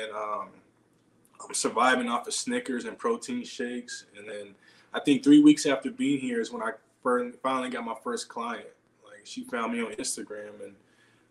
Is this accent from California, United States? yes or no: yes; Inglewood, California, United States; also born or lived in Tulare, California; I'm originally from LA. I was born in Inglewood, but I live near Bakersfield, Fresno area.